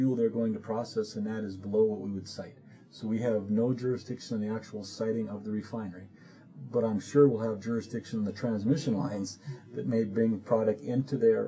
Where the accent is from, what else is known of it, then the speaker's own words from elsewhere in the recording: Bottineau County, North Dakota, United States; I'm from Bottineau County, a smaller county